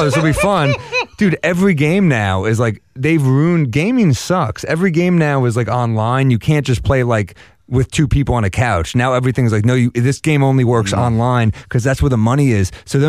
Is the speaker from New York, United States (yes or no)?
yes; New York City, New York, United States; New York City.